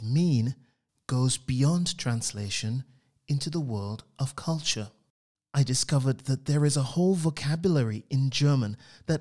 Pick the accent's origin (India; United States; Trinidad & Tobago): Trinidad & Tobago; I grew up on the Caribbean island of Trinidad in what I would call a wordy household